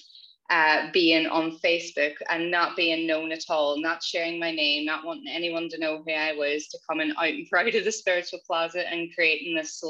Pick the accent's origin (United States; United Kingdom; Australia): United Kingdom; Northern Ireland; growing up in Northern Ireland, being raised predominantly Catholic in Catholic schools.